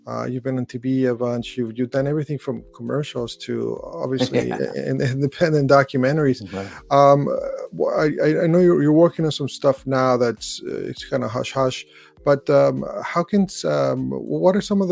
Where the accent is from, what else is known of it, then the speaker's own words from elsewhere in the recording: California, United States; also born or lived in Brooklyn; being Californian